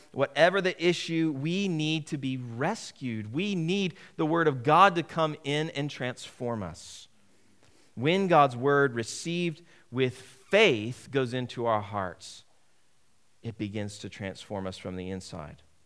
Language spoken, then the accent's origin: English; United States; As an American